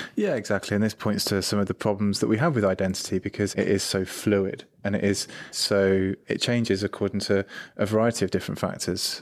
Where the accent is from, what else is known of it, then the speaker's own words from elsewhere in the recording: United Kingdom; I'm British, I'm male